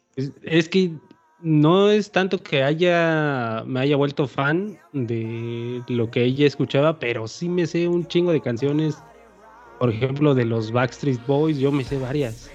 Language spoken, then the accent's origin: Spanish; Sierra Sur, Oaxaca, Mexico; acá por mis tierras, entonces, por la Sierra